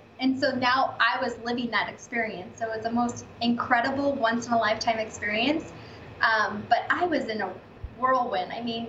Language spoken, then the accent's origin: English; Las Vegas, Nevada, United States; moved away as an adult; also born or lived in Denver, Colorado; Now I basically do sales and property management side of real estate in Las Vegas, my hometown. So I'm back in my roots instead of Denver, Colorado.